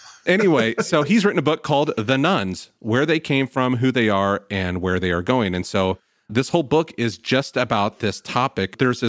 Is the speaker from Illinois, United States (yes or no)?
yes; Salem, Illinois, United States; I grew up in Salem, Illinois, very small town. You about couldn't drive down a street without finding another church.